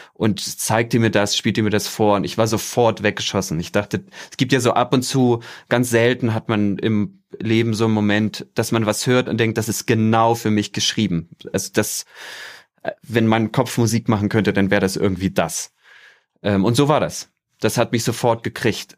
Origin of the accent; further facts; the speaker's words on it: Germany; moved away as an adult; also born or lived in southern Mexico; now in Mexico; meine Kindheit und Jugend in der DDR